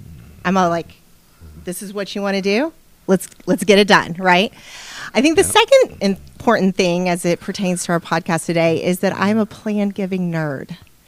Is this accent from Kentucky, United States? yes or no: yes; Kentucky, United States; from Kentucky.